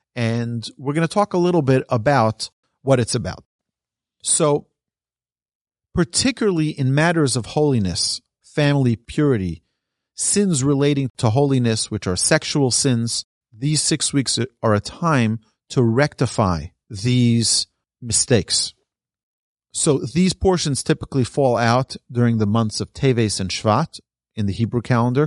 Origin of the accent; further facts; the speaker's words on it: New York, United States; I'm from New York.